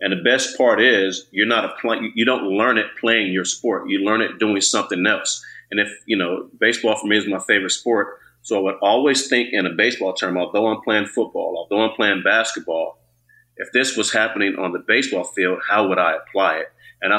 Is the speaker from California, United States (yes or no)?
yes; Alameda, California, United States; Then I grew up in Alameda, where, you know, and then back, you know, when I was growing up, you played all three sports.